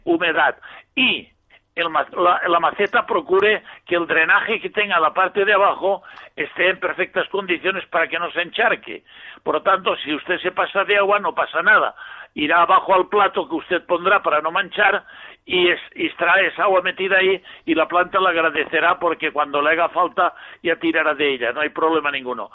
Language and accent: Spanish; Villarreal, Valencian Community, Spain; Yo soy de Villarreal.